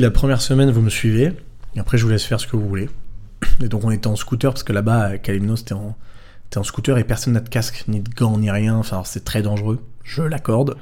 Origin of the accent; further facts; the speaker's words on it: Draguignan, Provence-Alpes-Côte d'Azur, France; moved away; je viens du sud de la France à la mm. base, de Draguignan